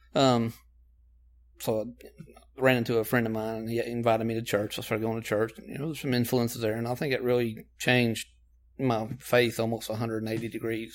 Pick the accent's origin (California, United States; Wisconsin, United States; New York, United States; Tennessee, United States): Tennessee, United States; Knoxville; I am from Knoxville. I was born here